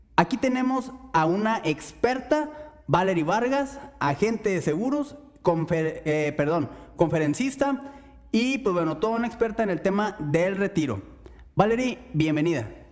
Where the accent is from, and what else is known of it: Mexico